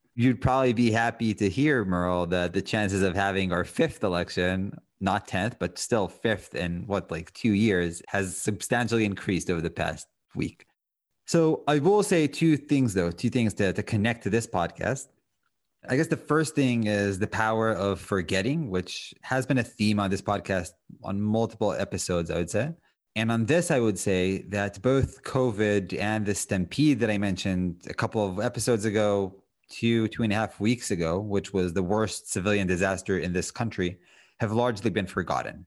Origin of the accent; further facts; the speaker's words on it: Israel; moved away as an adult; now in United States; when I grew up in Israel, I always had dogs